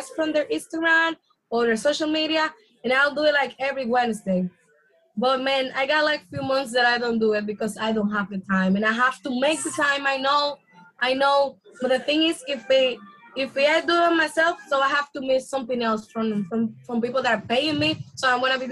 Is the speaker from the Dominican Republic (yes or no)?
yes; Dominican Republic; accent: Dominican; English is a second language; I got my accent, my Dominican accent